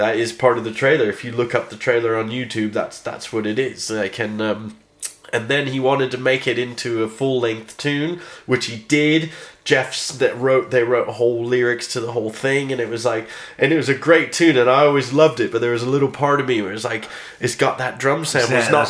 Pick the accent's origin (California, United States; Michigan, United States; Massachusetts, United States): California, United States; Northern; also born or lived in Idaho; now in United Kingdom; I come from Northern California